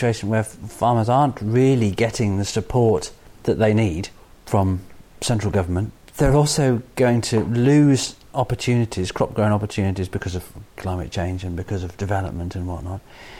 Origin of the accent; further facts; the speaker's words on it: United Kingdom; I don't mean to say Irish. I often say English. I'm British, you know, definitely.